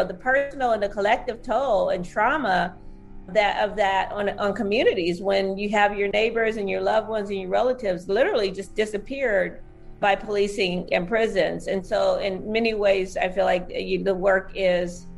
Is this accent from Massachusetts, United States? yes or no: no; Southwest Ohio, United States; moved away as an adult; also born or lived in San Francisco Bay Area; growing up in Southwest Ohio in a working class Black community